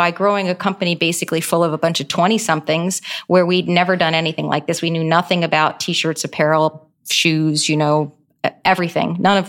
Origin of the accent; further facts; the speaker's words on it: United States; embody, I think, everything that is awesome about being an American. And so I'm just really proud that I got the chance to grow here as a young person and to stay here.